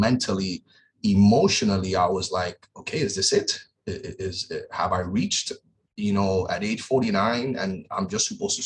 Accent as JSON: {"language": "English", "town": "Miami", "region": "Florida", "country": "United States", "tie": "born or raised there", "said": "in some rough areas where I grew up down here in Miami"}